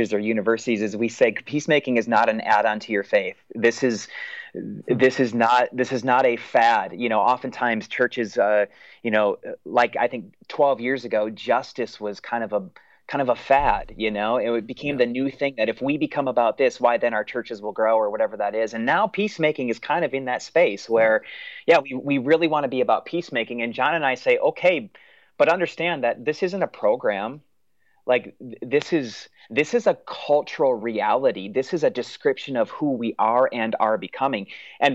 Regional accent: United States; for us as American Christians

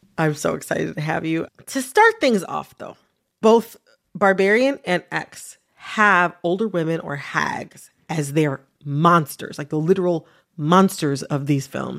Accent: United States; I'm Black, I'm American

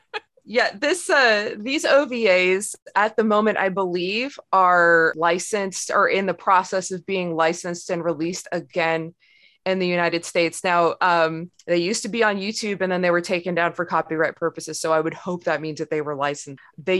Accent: Ontario, Canada; actually both … and this guest is we're both from Ontario

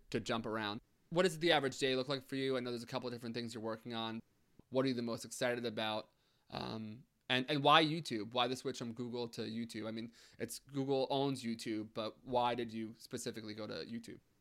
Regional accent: United States; we're from uh, the New York, New Jersey kind of border area

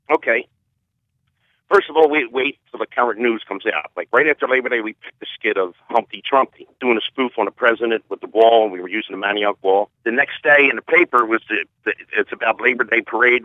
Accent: Philadelphia, Pennsylvania, United States; we're from Southwest Philly

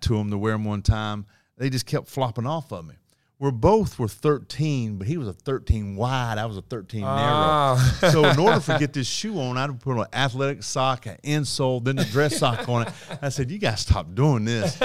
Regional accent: Asheville, North Carolina, United States; I grew up in Asheville, North Carolina.

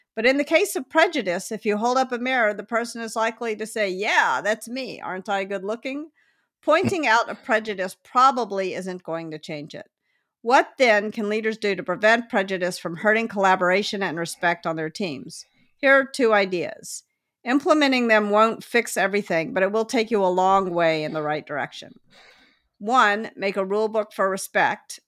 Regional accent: Memphis, Tennessee, United States; I grew up in Memphis

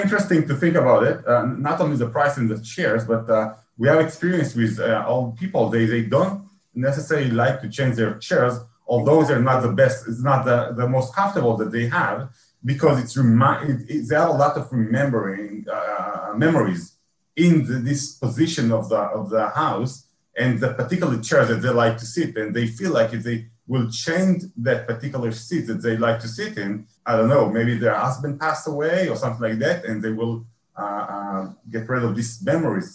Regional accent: Israel; I'm from Israel

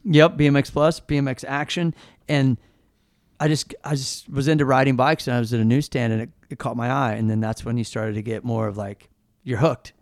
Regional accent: Kansas City, Missouri, United States; moved away as an adult; also born or lived in St. Louis, Missouri; now in California, United States; growing up in Kansas City

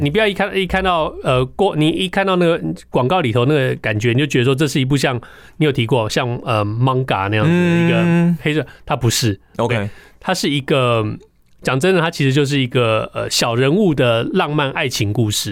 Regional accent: Taiwan; 我们台湾人

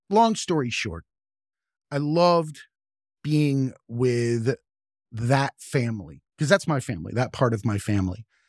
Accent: the South, United States; moved away; I grew up in the South, and preachers are a staple in the Bible Belt

